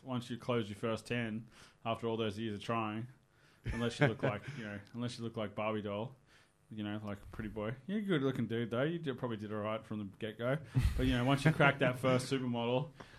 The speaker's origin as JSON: {"language": "English", "town": "Sydney", "region": "New South Wales", "country": "Australia", "tie": "born or raised there", "moved": "as an adult", "said": "I grew up in Sydney."}